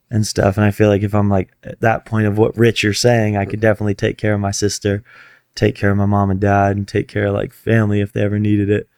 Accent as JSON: {"language": "English", "town": "Fort Lauderdale", "region": "Florida", "country": "United States", "tie": "born or raised there", "moved": "as an adult", "lives_now": "Los Angeles, United States", "said": "my hometown"}